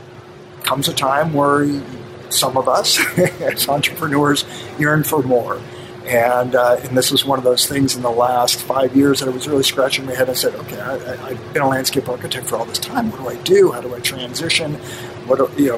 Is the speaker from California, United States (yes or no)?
yes; Los Angeles, California, United States; I'm third generation Angelino